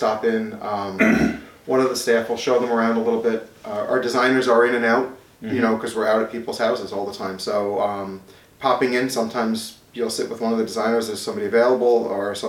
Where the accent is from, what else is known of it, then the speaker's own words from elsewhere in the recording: Smithtown, New York, United States; I grew up in Smithtown